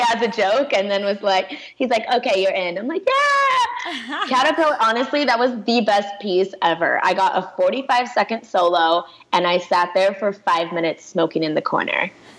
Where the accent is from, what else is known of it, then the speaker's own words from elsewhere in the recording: Pakistan; And it's like, I know it's because I'm Pakistani.